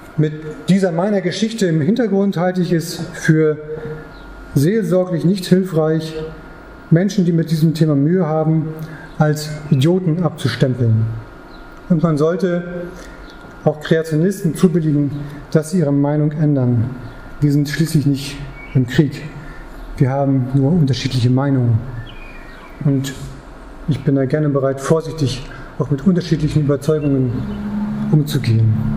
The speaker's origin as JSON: {"language": "German", "country": "Germany", "said": "ich als Deutscher"}